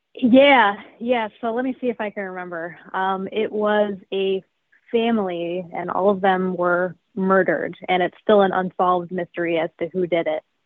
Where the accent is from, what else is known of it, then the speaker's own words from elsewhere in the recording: Chicago suburbs, Illinois, United States; Yeah, I've always lived in the Chicago suburbs. Yep, I grew up in an old house